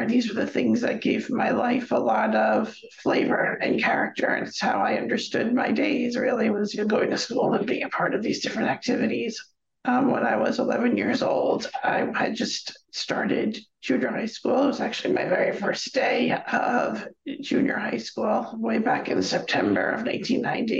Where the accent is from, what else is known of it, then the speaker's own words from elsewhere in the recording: Stony Brook, New York, United States; I was born and raised here on Long Island, off the East Coast of New York City